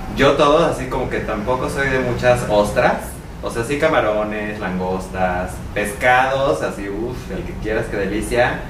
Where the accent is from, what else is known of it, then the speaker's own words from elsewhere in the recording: Mexico City, Mexico; a los de la ciudad